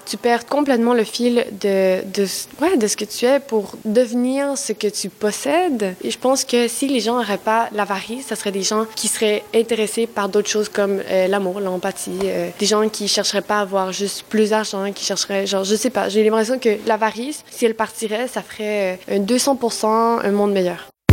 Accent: Mexico; French is a second language; now in Quebec, Canada; je viens du Mexique. J'adore mon pays.

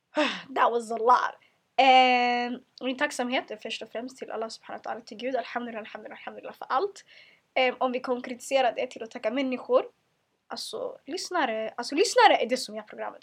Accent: Sweden; jag är född och uppvuxen i Sverige

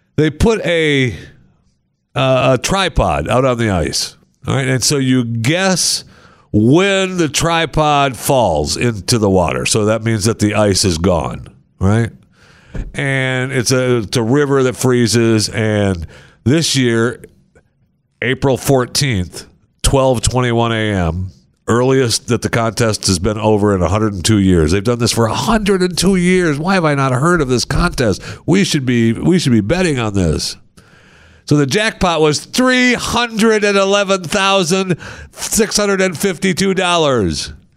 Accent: Michigan, United States; I grew up in Michigan

